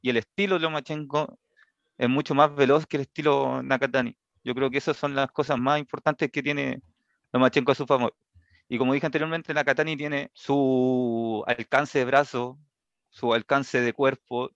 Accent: Chile; para nosotros como chilenos

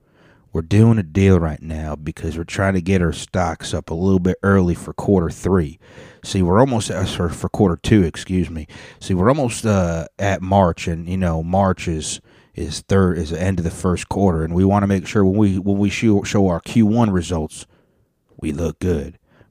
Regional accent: Texas, United States; you know, I'm from the South. I'm from Texas, and we're polite

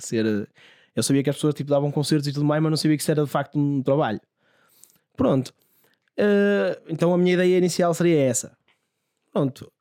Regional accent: Santo Isidoro, Portugal; na minha terra, em Santo Isidoro

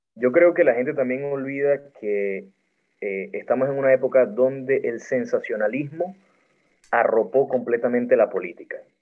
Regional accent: Maracaibo, Zulia, Venezuela; soy maracucho

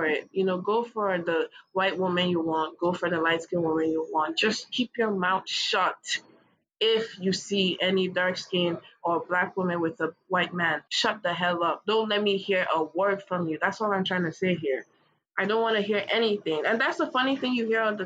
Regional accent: Kogi, Nigeria; I'm from Kogi State, we're all dark as hell

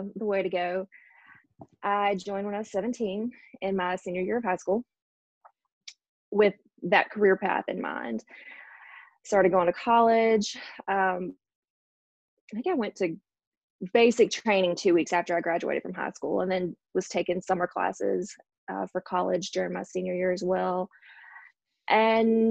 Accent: Mississippi, United States; also born or lived in Houston, Texas; I was born in Houston, Texas, moved to Mississippi, probably not too much longer after that, and grew up in Mississippi, was raised here

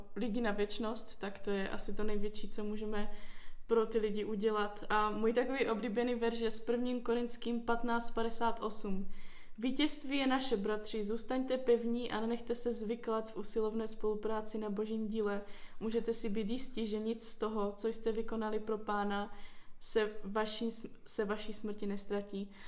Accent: Ostrava, Moravian-Silesian Region, Czechia; moved away as an adult; also born or lived in Olomouc; now in Brno, Czechia; jsem se narodila v Olomouci a potom asi, když mě byly dva týdny, tak jsem se přestěhovala do Ostravy. Tam jsem prožila skoro celé své dětství a v 18 jsem se přestěhovala do Brna.

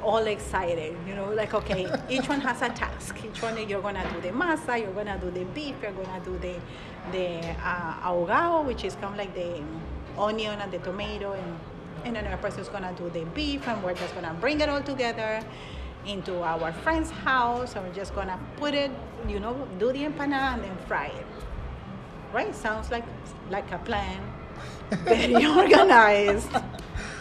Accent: Colombia; now in Madison, United States; I am from Colombia

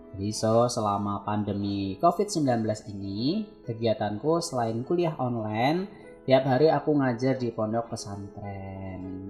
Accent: Boyolali, Central Java, Indonesia; also born or lived in Klaten; aku tuh aslinya orang Boyolali

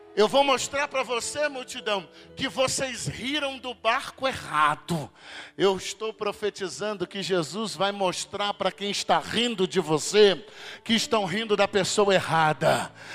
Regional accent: Espírito Santo, Brazil; eu sou lá do estado do Espírito Santo

